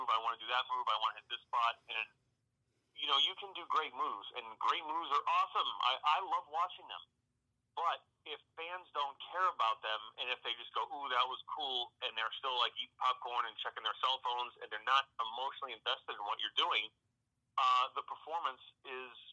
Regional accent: North Oxford, Massachusetts, United States; moved away as an adult; also born or lived in Louisville, Kentucky / Los Angeles, California / Florida; I'm home right now, uh, where I grew up in North Oxford, Massachusetts.

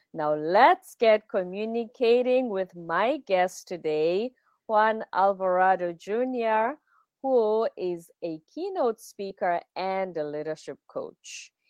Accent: South Africa; I'm South African, I'm from the Zulu culture.

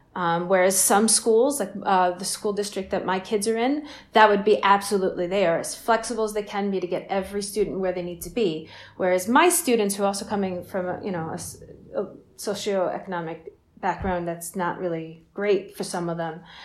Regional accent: Long Island, New York, United States; I've been on Long Island my whole life.

